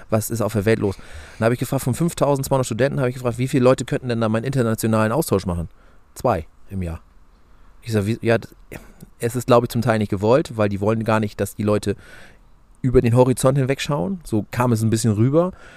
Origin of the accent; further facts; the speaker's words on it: Germany; bei uns in Deutschland